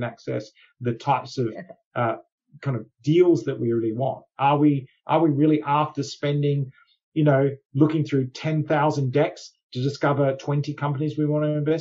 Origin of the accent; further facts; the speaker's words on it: Australia; moved away; as an Australian originally